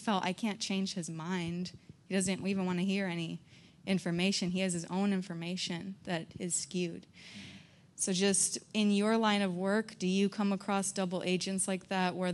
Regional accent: Florida, United States; I'm from Florida

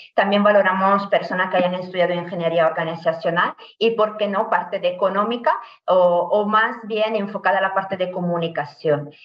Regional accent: Italy; Spanish is a second language; moved away as an adult; also born or lived in Alicante, Spain; now in Spain; yo soy italiana, llegué ya a España, a Alicante en concreto, hace más de 10 años, eh, por el Erasmus

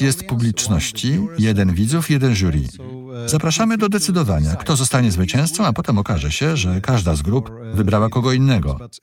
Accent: Cologne, North Rhine-Westphalia, Germany; Polish is a second language; moved away as an adult; also born or lived in Rheingau, Germany; now in Zurich, Switzerland; pochodzę z kolonii w Niemczech, miasta, które skupia się na piwie

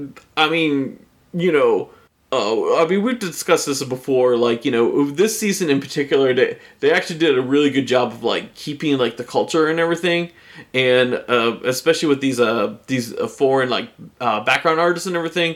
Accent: United States; I grew up in America

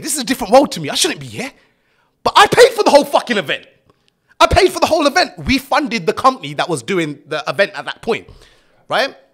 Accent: Luton, East of England, United Kingdom; growing up in Luton, Luton's not, it's not the best place in the world to grow up

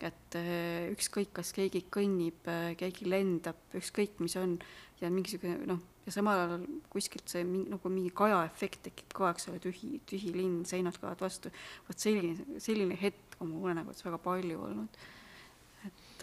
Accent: Simuna, Lääne-Viru County, Estonia; now in Tartu, Estonia; ma olen pärit ähm, sellisest kohast, mis on kolme mäe

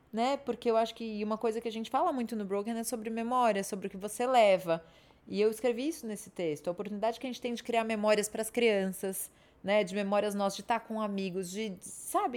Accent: São Paulo, Brazil; Sou eu que cresci no Morumbi

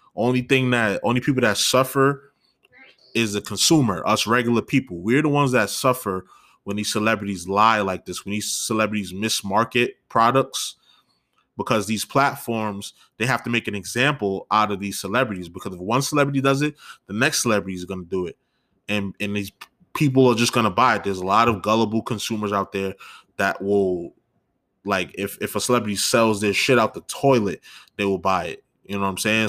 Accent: New York, United States; as a New Yorker

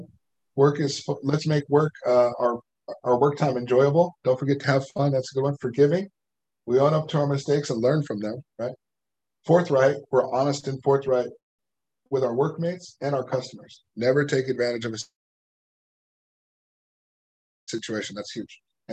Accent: Livermore, California, United States; I'm from Livermore. So that's where my hometown is. So like, that's where I live

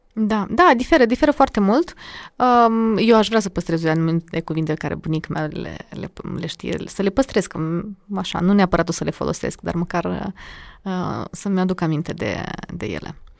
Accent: Chișinău, Moldova; Eu sunt din Chișinău, uh, mama e de la nord, Iedineț, Gordinești, și tata e din Lozova, Strășeni. Dar eu mă consider de la nord

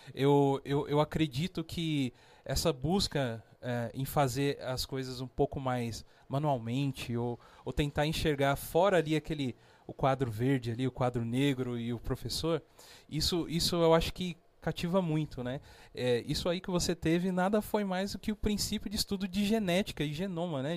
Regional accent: São José dos Campos, São Paulo, Brazil; Nascido e criado aqui

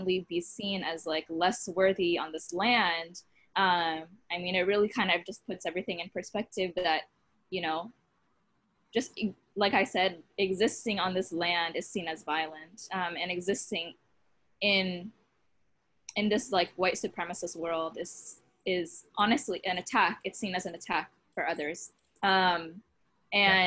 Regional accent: Boston, Massachusetts, United States; growing up in Boston

